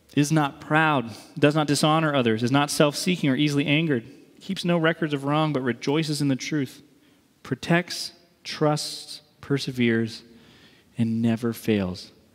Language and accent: English; East Coast, United States; moved away; I'm from the East Coast. I'm proud of being from the East Coast.